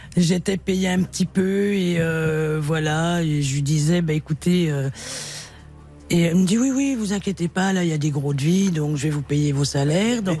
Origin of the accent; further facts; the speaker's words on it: Dijon, Bourgogne-Franche-Comté, France; now in Meuse, France; je suis natif de Dijon